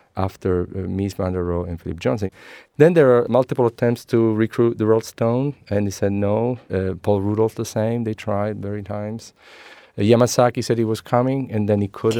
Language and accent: English; Messina, Sicily, Italy; English is a second language; moved away as an adult; now in San Francisco Bay Area, United States; I am, uh, Italian born, uh, born and raised in Sicily, Messina.